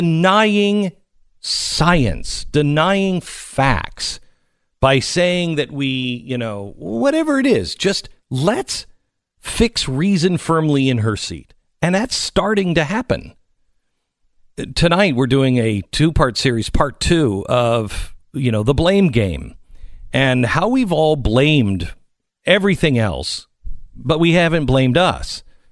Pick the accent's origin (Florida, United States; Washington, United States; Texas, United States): Washington, United States; Seattle; One of them is a evolutionary biologist at Evergreen University, and I grew up in Seattle.